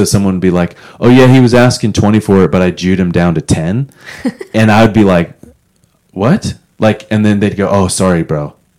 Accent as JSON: {"language": "English", "region": "Florida", "country": "United States", "tie": "born or raised there", "also_born_or_lived": "Los Angeles, California", "said": "I grew up beach kid in Florida, moved from LA, and now I'm just"}